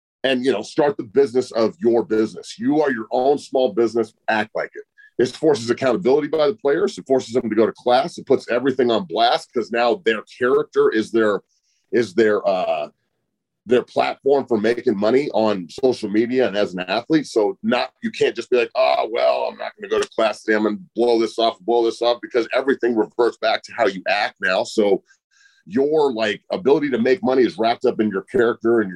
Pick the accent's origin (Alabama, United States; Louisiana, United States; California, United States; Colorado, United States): Colorado, United States; Boulder; I'm from Boulder too